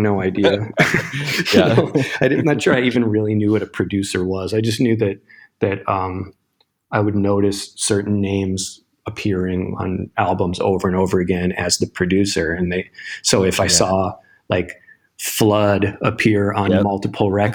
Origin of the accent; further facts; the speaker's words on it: Milwaukee, Wisconsin, United States; I grew up in Milwaukee, Wisconsin.